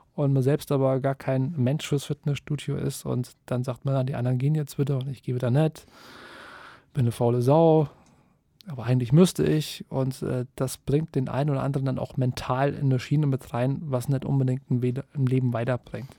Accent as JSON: {"language": "German", "town": "Kassel", "region": "Hesse", "country": "Germany", "said": "ich komme aus Kassel"}